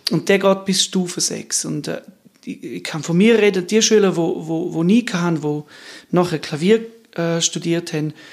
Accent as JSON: {"language": "German", "town": "Trun", "region": "Graubünden", "country": "Switzerland", "tie": "born or raised there", "said": "Ich bin äh, in Thron aufgewachsen, in einer Familie, wo Musik sehr wichtig war."}